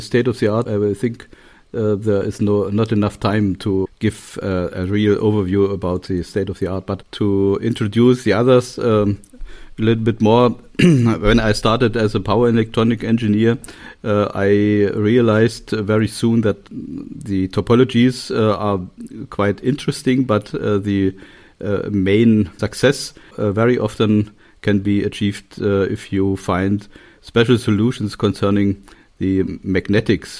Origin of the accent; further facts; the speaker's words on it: Torgau, Saxony, Germany; English is a second language; moved away; also born or lived in Magdeburg / Göttingen / Kassel; I was born in Torgau, that's in Saxonia, in the eastern part of Germany